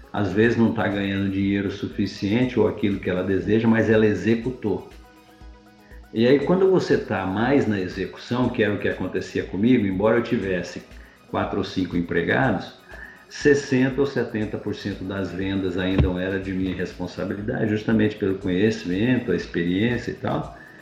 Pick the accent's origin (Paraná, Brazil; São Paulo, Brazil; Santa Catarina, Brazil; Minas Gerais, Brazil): Paraná, Brazil; Ivaiporã; moved away as an adult; also born or lived in Mato Grosso / Salvador, Bahia; eu sou de origem humilde no interior do Paraná, eu sou paranaense, uma cidade chamada de Ivaiporã. E como todo menino do, do interior, a gente vivia lá